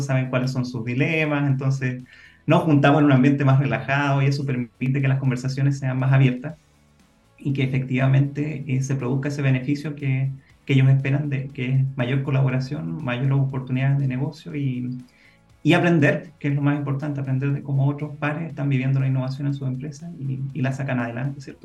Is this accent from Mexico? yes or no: no; Chile; nosotros como chilenos estamos en un país que bastante aislado